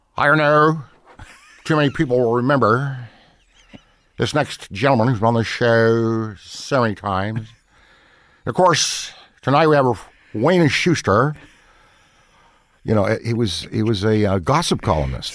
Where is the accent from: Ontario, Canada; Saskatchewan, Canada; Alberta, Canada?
Ontario, Canada; Ottawa; I was born in Ottawa, Canada